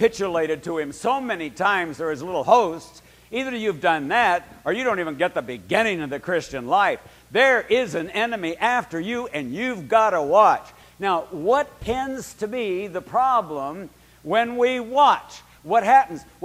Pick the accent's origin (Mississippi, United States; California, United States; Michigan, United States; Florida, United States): California, United States; Berkeley; I lived at 2142 Ward Street in Berkeley, California, and I was 11 years old